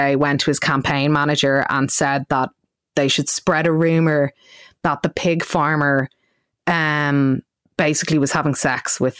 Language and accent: English; Dublin, Leinster, Ireland; I am from South County Dublin